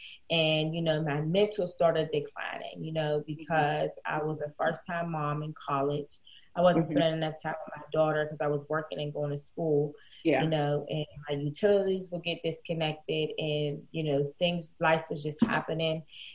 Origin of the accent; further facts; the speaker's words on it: Pittsburgh, Pennsylvania, United States; I'm from Pittsburgh, PA.